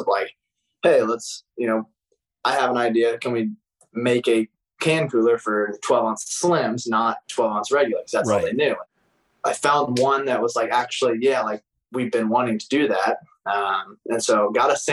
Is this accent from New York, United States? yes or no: no; Newton, Illinois, United States; moved away as an adult; also born or lived in Indiana University; I'm originally from Newton, Illinois